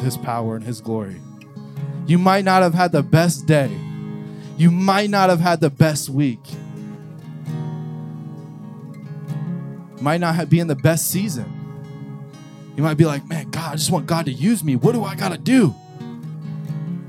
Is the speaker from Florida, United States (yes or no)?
yes; New Port Richey, Florida, United States; from Newport Richie